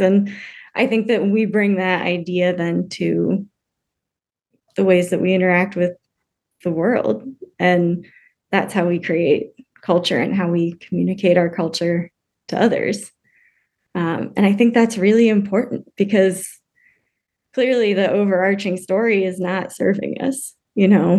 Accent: United States; also born or lived in Germany; I grew up American

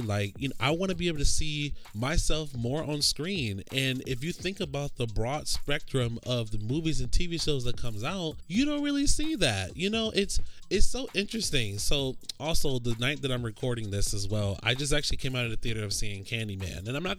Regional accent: Orlando, Florida, United States; I grew up in Orlando, Florida, and specifically in an area called Pine Hills.

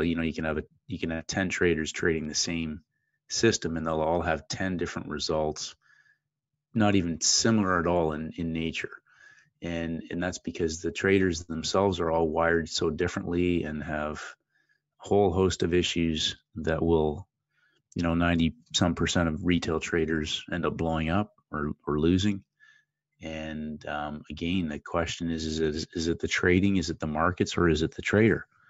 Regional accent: Ontario, Canada; moved away as an adult; also born or lived in St. Louis; I'm originally from Canada, down in the Great Lakes area near the uh, American border, and uh, grew up playing ice hockey

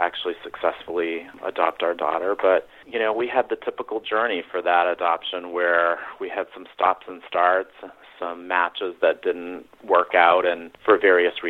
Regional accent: Maine, United States; moved away as an adult; also born or lived in Portland, Maine / Atlanta; now in Boston, United States; I grew up in New England, actually in Maine, as did my husband

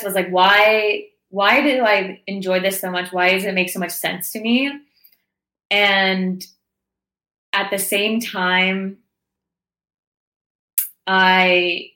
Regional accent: Toronto, Ontario, Canada; moved away as an adult; I grew up in Toronto, so I left my hometown and friends and family and was in this new place

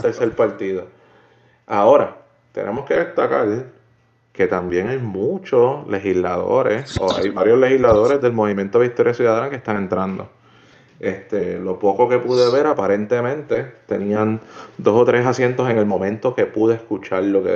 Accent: Puerto Rico; moved away as an adult; now in United States; estoy pendiente a las de Puerto Rico porque sinceramente es mi tierra

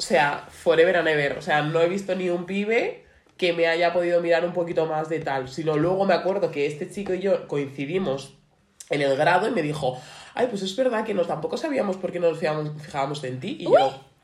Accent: Getafe, Community of Madrid, Spain; Yo siempre soy de Getafe

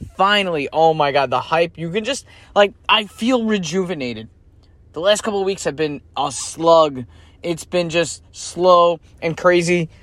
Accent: United States; as an American

